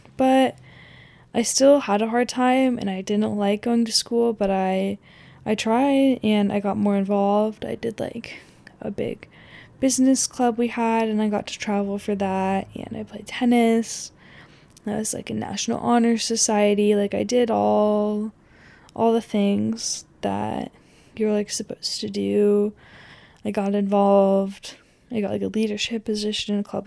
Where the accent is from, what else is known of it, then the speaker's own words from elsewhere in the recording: Pacific Northwest, Oregon, United States; growing up in the Pacific Northwest in general. I grew up also in really close proximity to, like, I think it's the biggest state park in Oregon.